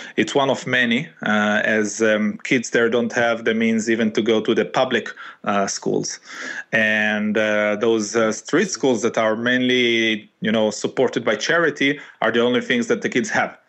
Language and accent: English; Israel; moved away as an adult; now in Italy; born in Israel and uh, living in Italy actually in the last ten years or so